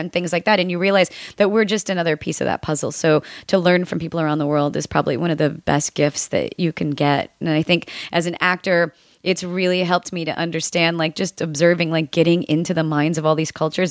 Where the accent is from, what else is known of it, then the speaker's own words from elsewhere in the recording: United States; growing up in the United States